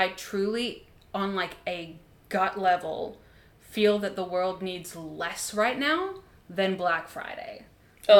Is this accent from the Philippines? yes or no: no; Australia; Being Australian